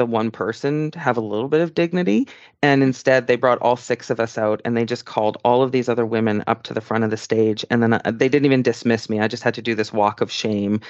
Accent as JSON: {"language": "English", "country": "Canada", "said": "I'm a Canadian citizen"}